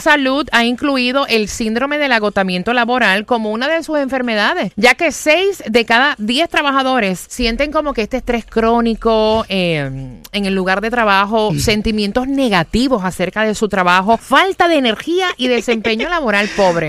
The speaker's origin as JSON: {"language": "Spanish", "country": "Puerto Rico"}